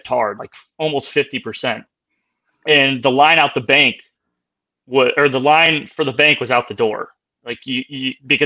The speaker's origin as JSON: {"language": "English", "country": "United States", "said": "me being an American over there"}